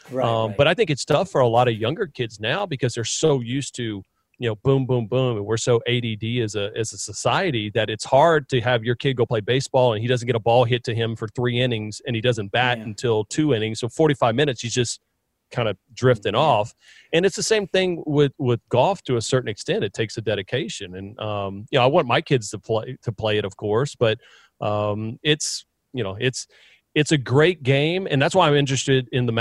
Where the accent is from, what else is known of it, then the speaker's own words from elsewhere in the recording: Baton Rouge, Louisiana, United States; I'm from Baton Rouge. Everybody in my family went to LSU.